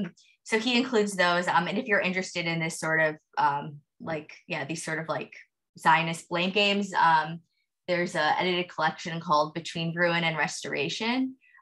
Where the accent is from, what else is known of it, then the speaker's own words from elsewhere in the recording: United States; I am an American.